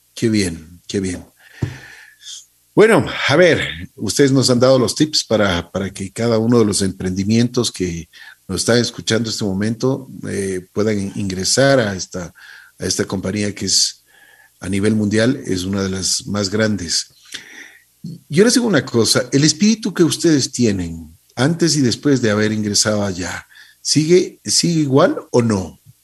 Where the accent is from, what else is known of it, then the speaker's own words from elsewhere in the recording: Ecuador; Los ecuatorianos tenemos capacidad